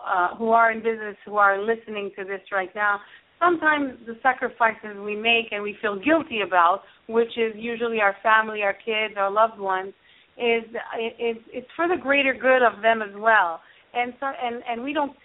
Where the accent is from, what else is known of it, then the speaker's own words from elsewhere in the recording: Canada; I'm a Canadian and also a member of the Evolutionary Business Council